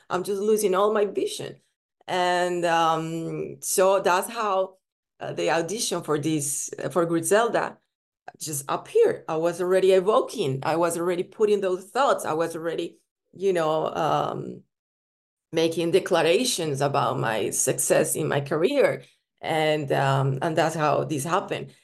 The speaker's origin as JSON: {"language": "English", "country": "Colombia", "tie": "born or raised there", "also_born_or_lived": "Italy / Spain", "moved": "yes", "said": "I was born in Colombia, and then I moved to Italy."}